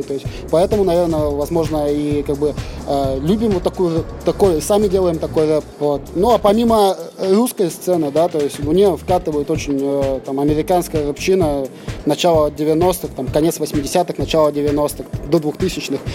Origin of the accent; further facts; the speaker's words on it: Novosibirsk, Novosibirsk Oblast, Russia; мы с Пашина